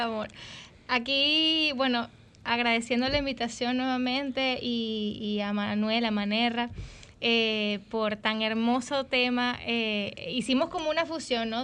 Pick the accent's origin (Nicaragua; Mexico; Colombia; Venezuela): Venezuela; moved away; se parecen mucho a los que tenemos allá en Venezuela